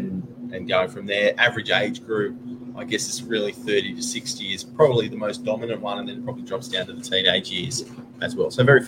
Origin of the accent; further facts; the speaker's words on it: Sydney, New South Wales, Australia; I grew up further north, so in Warriewood, when it was still very much farmland.